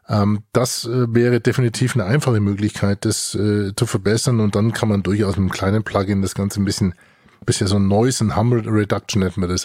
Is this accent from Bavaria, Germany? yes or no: yes; Franconia, Fürth area, Bavaria, Germany; wir kommen ja beide aus dem Fränkischen. Also ich äh, komme ja mit einem halben Schuh aus dem Fürther Umfeld